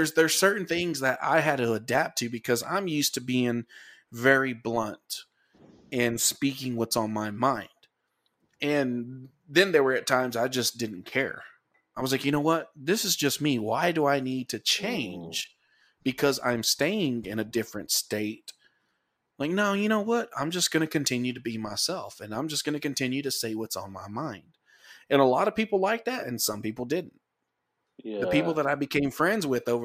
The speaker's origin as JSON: {"language": "English", "region": "Texas", "country": "United States", "accent": "Texas southern", "said": "my Texas southern accent"}